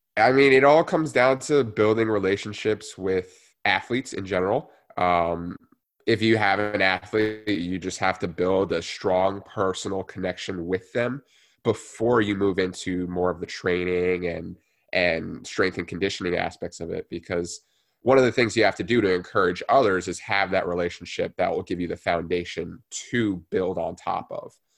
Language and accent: English; New Jersey, United States; I grew up in New Jersey, born and raised there